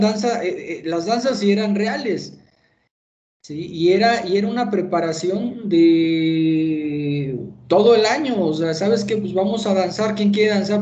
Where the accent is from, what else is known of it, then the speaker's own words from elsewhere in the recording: Durango, Mexico; ahí en mi tierra, en Durango, en Tierra Blanca